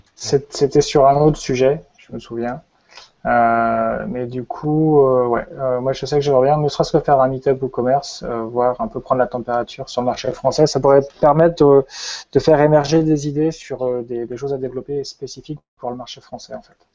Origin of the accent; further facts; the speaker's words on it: Brittany, France; also born or lived in Montpellier; je suis breton